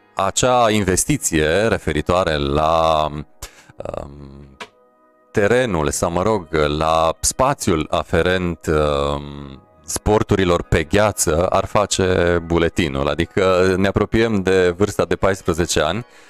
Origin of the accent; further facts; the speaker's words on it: Sărmașu, Mureș County, Romania; m-am născut în Târgu Mureș și am copilărit la Sărmașu